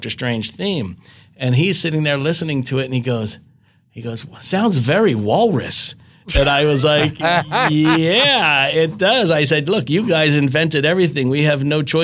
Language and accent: English; outside of Philadelphia, Pennsylvania, United States; I grew up outside of Philadelphia